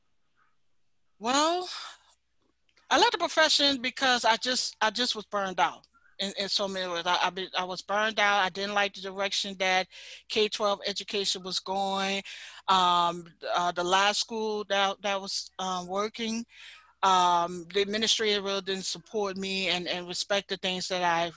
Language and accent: English; New Orleans, Louisiana, United States; I'm from New Orleans, Louisiana